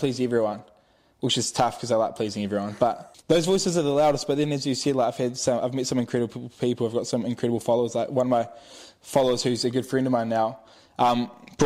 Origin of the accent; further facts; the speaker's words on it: Te Awamutu, Waikato, New Zealand; I grew up around Te Aumutu, like I was born there